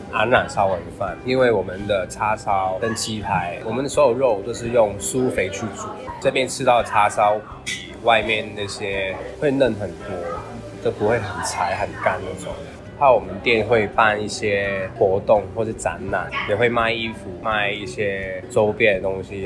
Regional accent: Hong Kong; now in Taiwan; 因为我是香港人

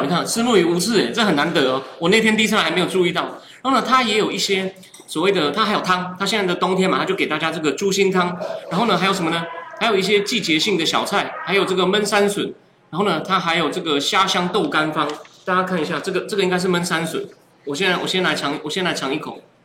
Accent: Taichung, Taiwan; 我其实是台中长大

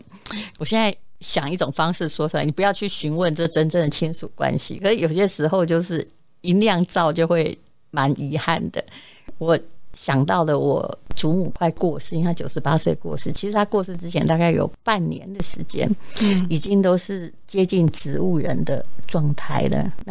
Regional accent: Yilan County, Taiwan; now in Taipei, Taiwan; 我宜兰人，

